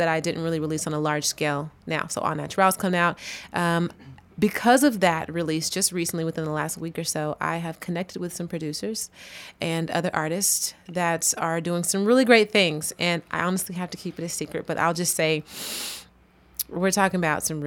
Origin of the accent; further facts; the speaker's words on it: Arlington, Texas, United States; now in Austin, United States; I was raised, in Arlington, which is still like Dallas area